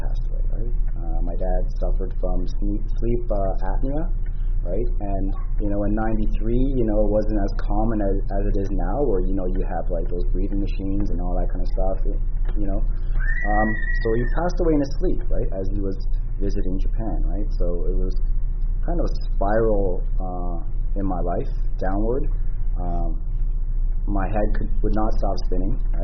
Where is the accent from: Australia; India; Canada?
Canada; Toronto, Ontario; I was born and raised in Toronto